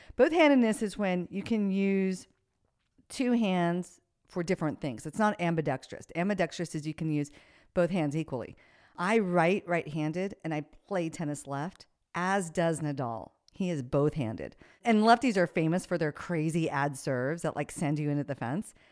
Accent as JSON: {"language": "English", "country": "United States", "said": "I'm an American"}